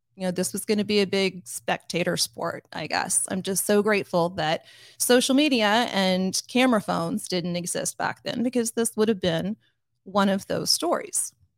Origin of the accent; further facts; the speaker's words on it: Grandview, Missouri, United States; my hometown, uh, to give you just a little bit of, of background, Grandview, Missouri is kind of a working class suburb of Kansas City. And I went to school with basically the same people from kindergarten all the way up to high school